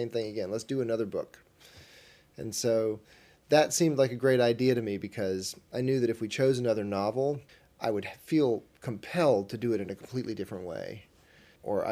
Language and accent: English; the South, United States; I'm from the South